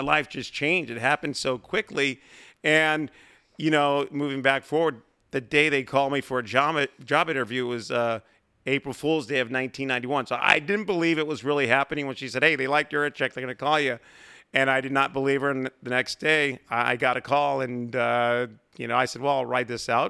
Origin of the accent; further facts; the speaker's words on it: San Diego, California, United States; growing up in San Diego, listening to Jerry Coleman, Bob Chandler, Ted Leitner, Dave Campbell